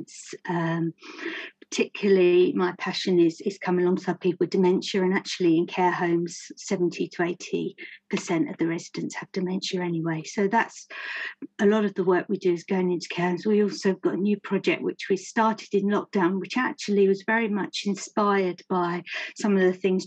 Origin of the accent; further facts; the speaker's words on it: Romford, London, United Kingdom; I'm an Essex girl. I was born and brought up in Romford.